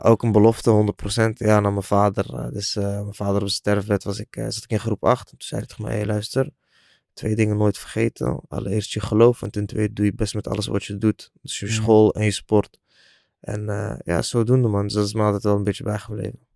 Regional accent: 's-Hertogenbosch, North Brabant, Netherlands; ik woon alweer een paar jaar in Den Bosch, waar ik ben eh, geboren en getogen

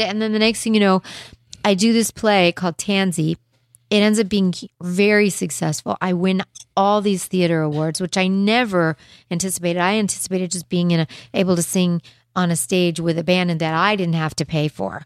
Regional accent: Los Angeles, California, United States; also born or lived in Beverly Hills; I was like a Hollywood girl

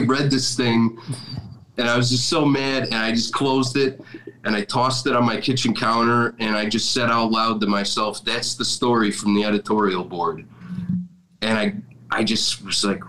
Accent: Orland Park, Illinois, United States; I grew up in Orland Park in the southwest suburbs

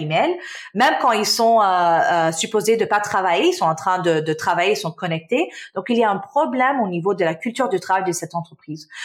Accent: Canada; also born or lived in Damascus, Syria; Je suis euh, née en Syrie, en Damas, donc je suis syrienne. Ma famille, euh, on a déménagé au Canada euh, quand j'avais six ans, dans les années euh, quatre, dans les 1990. et oui, j'ai passé mon enfance donc au Canada

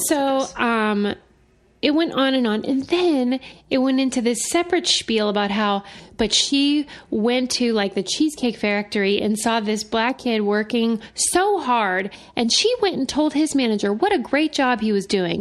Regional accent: Pittsburgh, Pennsylvania, United States; I am from Pittsburgh

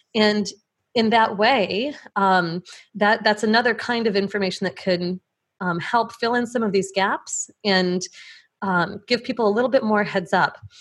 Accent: Plainfield, Illinois, United States; I grew up in the Chicago suburbs, just outside of Plainfield, Illinois

